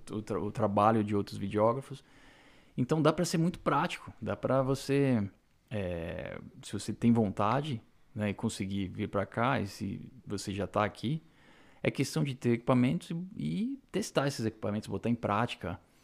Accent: Brazil; now in Canada; Eu nunca vou deixar de ser brasileiro, nasci no Brasil e a minha essência ainda é brasileira

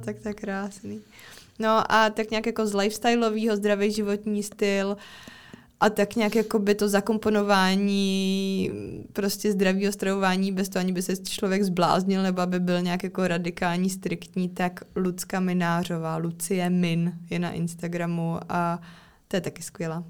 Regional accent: Czechia; u nás v České republice

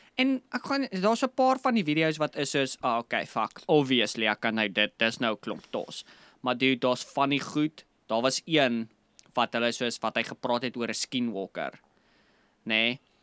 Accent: South Africa; ons is nou Afrikaners, Suid-Afrikaners

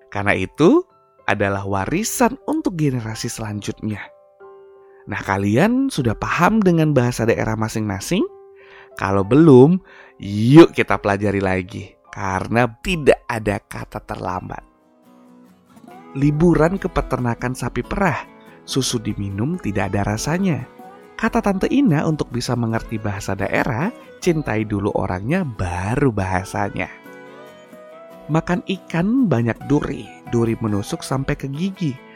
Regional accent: Padang, West Sumatra, Indonesia; Oh iya ya, kalau bahasa Minang gua sih memang udah paham karena lahir dan besar di Padang. Nah, kepikir deh, Gimana dengan bahasa kampung gua, bahasa suku gua, suku Nias?

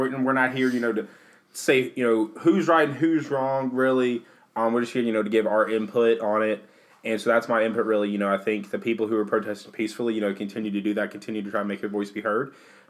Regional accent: Memphis, Tennessee, United States; we're from the Memphis area

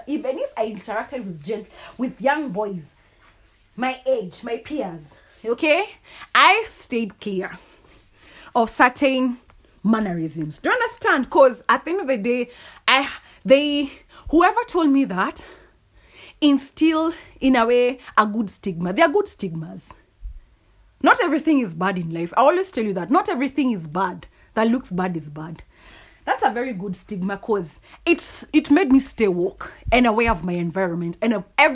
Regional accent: Kikuyu, Central Kenya, Kenya; I'm from the Kikuyu community

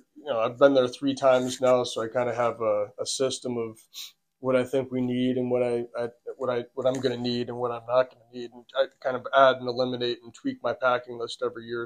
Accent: United States; accent: American; also born or lived in Buffalo Niagara Region, New York; we're American from our accent

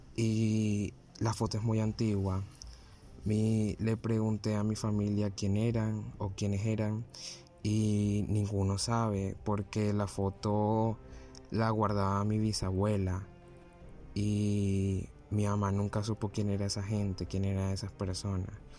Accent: Barranquilla, Atlántico, Colombia; tengo 18 años y soy de Barranquilla, Colombia.

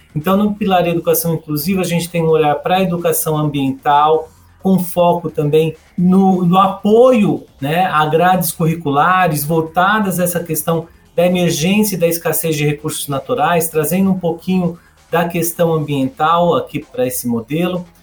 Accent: São Paulo, Brazil; eu sou de São Paulo também, eu vivo e trabalho aqui nessa grande metrópole.

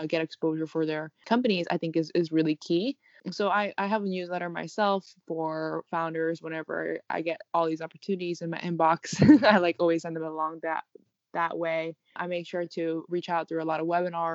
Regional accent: New York City, New York, United States; also born or lived in Paris / Rio de Janeiro / Cambridge, Massachusetts; I'm actually a native New Yorker, born and raised here

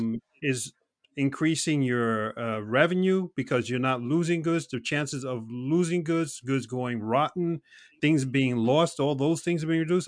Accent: New York City, New York, United States; I was brought up in New York City

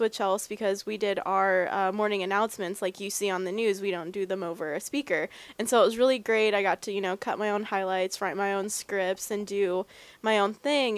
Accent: Dallas, Texas, United States; now in Portland, Maine, United States; growing up in Dallas, that's where everything started

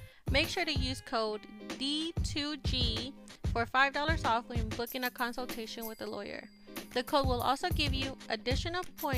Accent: Mexico; I know that I'm from Mexico originally

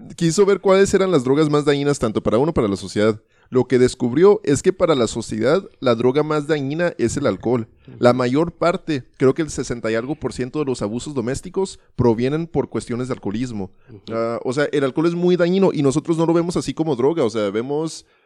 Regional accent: United States; now in Ciudad Juárez, Mexico; yo me crié en Estados Unidos

